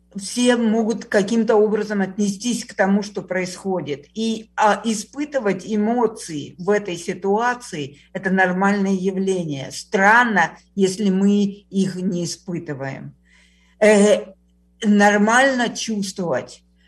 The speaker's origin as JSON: {"language": "Russian", "region": "Kyiv", "country": "Ukraine", "moved": "yes", "said": "я из Киева"}